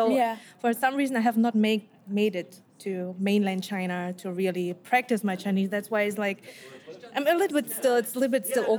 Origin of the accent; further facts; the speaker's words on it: Germany; I'm second generation, meaning my parents came from Korea to Germany. I was born in Germany, raised up.